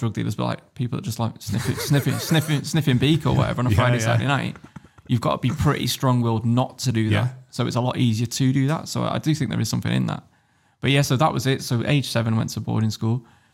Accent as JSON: {"language": "English", "country": "Germany", "tie": "born there", "also_born_or_lived": "United Kingdom", "said": "I was born in Germany, lived in Germany for a couple of years"}